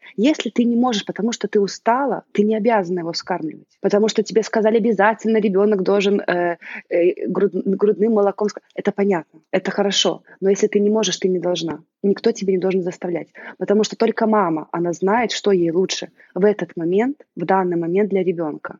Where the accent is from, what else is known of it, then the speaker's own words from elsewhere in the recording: Belarus; moved away as an adult; also born or lived in Italy; now in Milan, Italy; я родилась в Беларуси и проживаю в Италии уже э, с 2008 года, то есть уже практически 15 лет